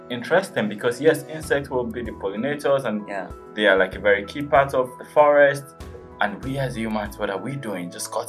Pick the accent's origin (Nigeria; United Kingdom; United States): Nigeria; I come from Nigeria